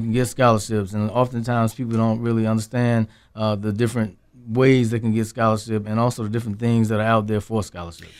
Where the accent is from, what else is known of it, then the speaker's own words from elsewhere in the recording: Henderson, North Carolina, United States; my hometown, I taught in Henderson, North Carolina